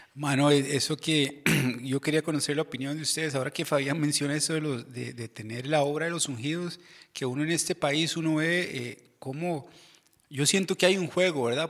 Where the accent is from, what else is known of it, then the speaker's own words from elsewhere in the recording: Desamparados, San José, Costa Rica; Yo soy de Desamparados de, Chepe y yo fui a la, escuela Joaquín García Monge